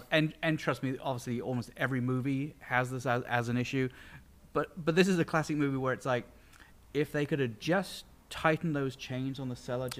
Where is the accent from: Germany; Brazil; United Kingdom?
United Kingdom; England; moved away; yes, I'm from England.